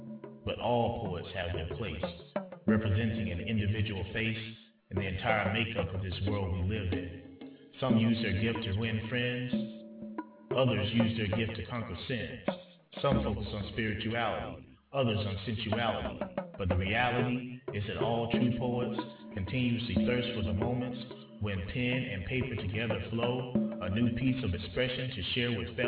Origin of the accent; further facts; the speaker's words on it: Georgia, United States; Alice Walker, from my home state in Georgia, from the small town of Eatonton